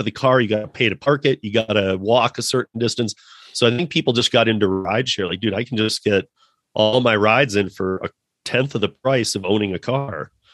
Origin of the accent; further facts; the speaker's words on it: Michigan, United States; moved away; I'm originally from Michigan